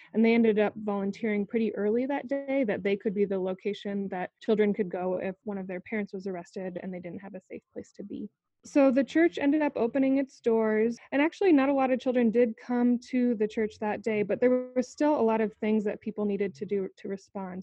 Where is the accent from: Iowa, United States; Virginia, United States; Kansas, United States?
Iowa, United States; I grew up in Iowa and continue to work in Iowa